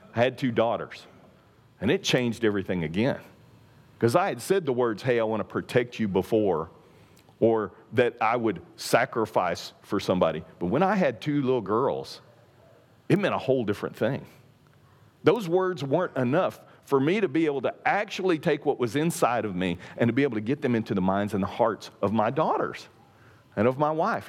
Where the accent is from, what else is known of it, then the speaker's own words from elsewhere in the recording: East Texas, United States; I'm from East Texas